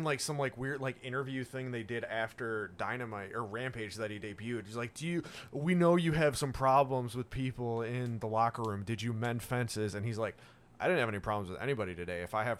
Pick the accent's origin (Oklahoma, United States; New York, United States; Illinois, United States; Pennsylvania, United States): Illinois, United States; Chicago; I'm from Chicago. Oh, yeah, I'm 2 hours away.